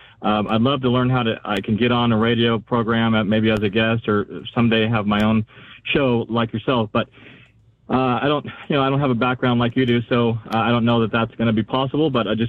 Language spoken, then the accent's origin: English; California, United States; now in Idaho, United States; Orange County, California.